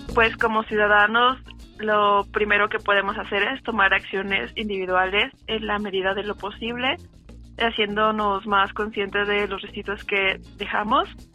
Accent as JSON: {"language": "Spanish", "region": "State of Mexico", "country": "Mexico", "said": "soy del Estado de México."}